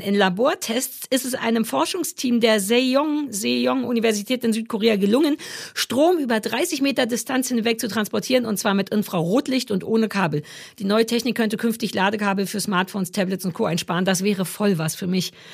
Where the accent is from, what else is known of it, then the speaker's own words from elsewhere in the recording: East Germany, Germany; als alter Ossi